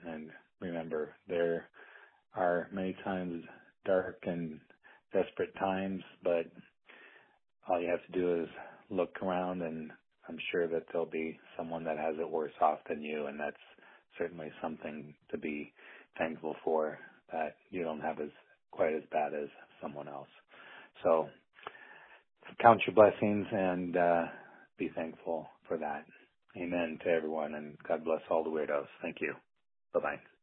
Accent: Burlington, Iowa, United States; now in Iowa City, United States; I'm calling from my hometown of Burlington, Iowa

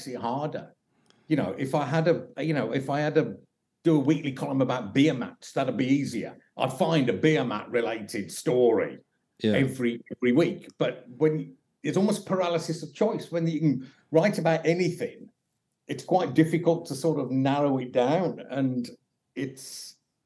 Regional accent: Birmingham, West Midlands, United Kingdom; also born or lived in Stourbridge; I'm from Birmingham

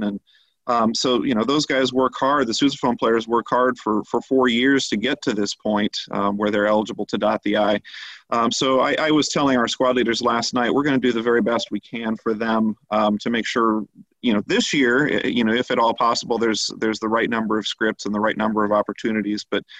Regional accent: Westerville, Ohio, United States; I'm originally from Westerville, so grew up there

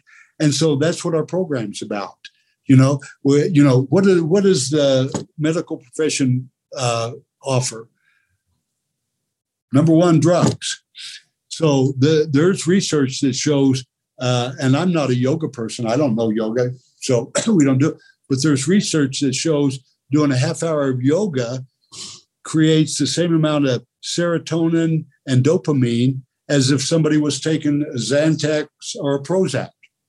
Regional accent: Oklahoma, United States; But growing up in Oklahoma in the 9th grade, University of Oklahoma had won 47 football games in a row.

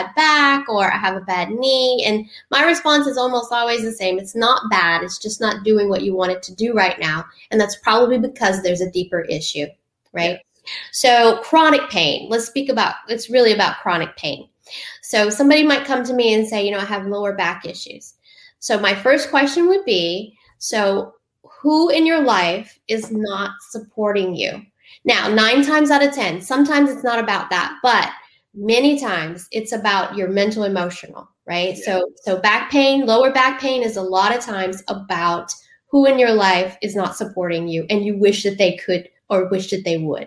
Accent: Southern Louisiana, United States; I'm from Southern Louisiana.

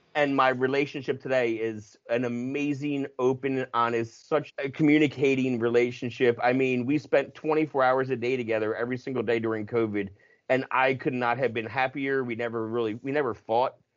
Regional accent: United States; I'm grew, grew up ten minutes from Philly

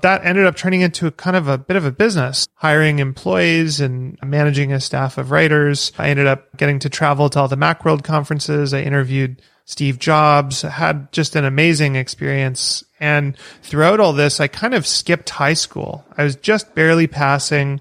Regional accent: Vancouver, British Columbia, Canada; also born or lived in Victoria; I'm from Canada, grew up in Vancouver, which is a pretty big city

